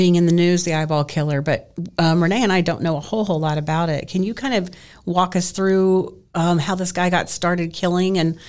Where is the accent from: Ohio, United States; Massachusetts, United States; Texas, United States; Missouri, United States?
Texas, United States; DeSoto; I grew up in DeSoto, and so did my husband